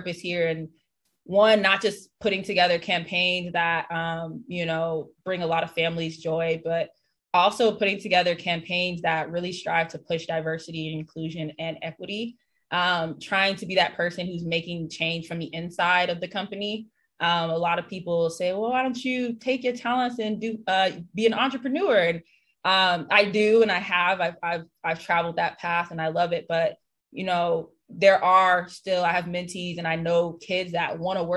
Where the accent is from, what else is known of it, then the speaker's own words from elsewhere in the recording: St. Petersburg, Florida, United States; also born or lived in North Carolina; now in Los Angeles, United States; I'm born and raised in St. Petersburg, Florida.